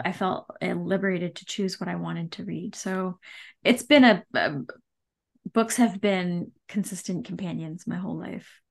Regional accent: Campbell, California, United States; now in Fresno, United States; I grew up in the Bay Area. Um, technically, we were in the, the city boundaries of the city of San Jose

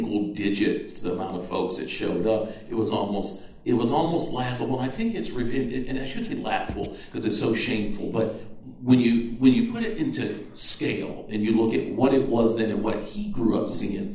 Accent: just outside of Boston, Massachusetts, United States; We grew up just outside of Boston, Massachusetts

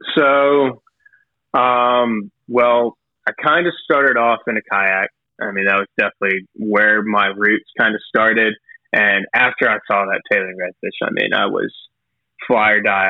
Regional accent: McDonough, Georgia, United States; now in Brunswick, United States; I'm from South Atlanta, McDonough proper

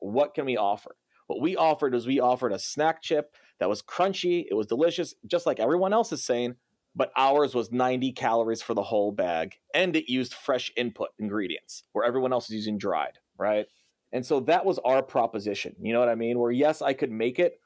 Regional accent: Cedar Rapids, Iowa, United States; moved away; I'm from Cedar Rapids, Iowa originally

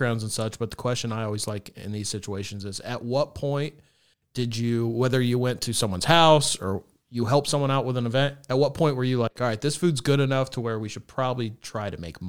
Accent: Kansas, United States; moved away; also born or lived in New York; I'm a Kansas kid.

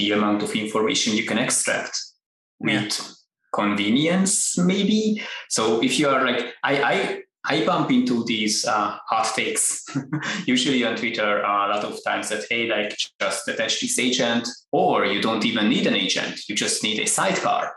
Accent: Hungary; now in United States; I am originally from Hungary

